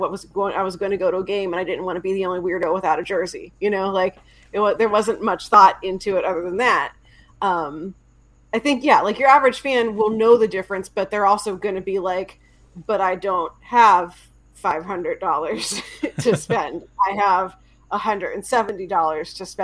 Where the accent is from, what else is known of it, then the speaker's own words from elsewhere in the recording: outside of Pittsburgh, Pennsylvania, United States; I grew up outside of Pittsburgh in late 80s, early 90s